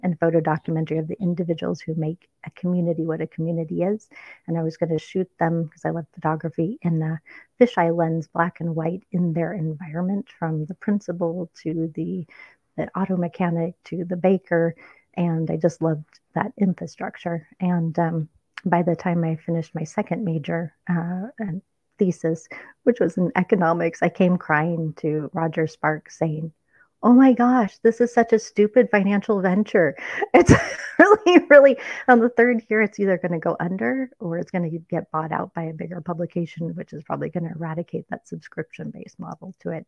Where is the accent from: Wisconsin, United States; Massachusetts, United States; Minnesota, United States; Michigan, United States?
Minnesota, United States; moved away; also born or lived in Palm Springs, California; I was born in Minnesota and I was there until the age of two